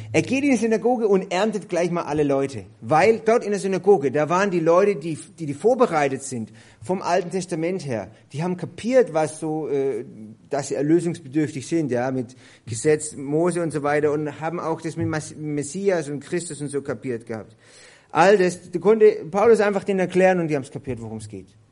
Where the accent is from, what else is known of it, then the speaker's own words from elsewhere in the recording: Germany; bei uns in Deutschland